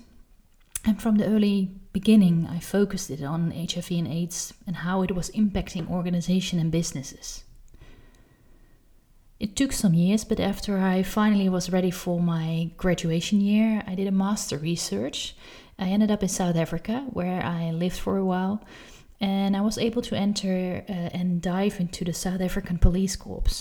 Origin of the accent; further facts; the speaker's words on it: Amsterdam, North Holland, Netherlands; I've been born and raised in Amsterdam, in the Netherlands.